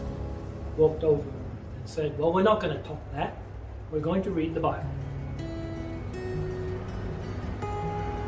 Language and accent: English; Scotland, United Kingdom; I was born in Scotland